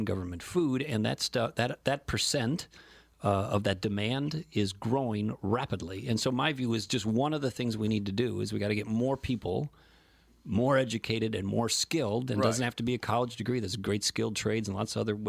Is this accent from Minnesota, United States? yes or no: yes; South St. Paul, Minnesota, United States; I grew up in South St. Paul